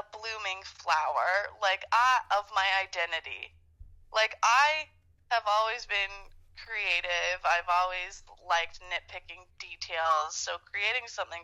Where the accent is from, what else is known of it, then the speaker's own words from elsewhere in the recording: Canada; I'm Canadian